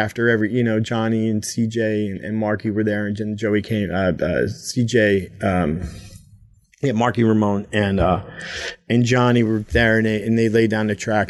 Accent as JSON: {"language": "English", "town": "Toms River", "region": "New Jersey", "country": "United States", "tie": "born or raised there", "said": "growing up in Tom's River in the 80s"}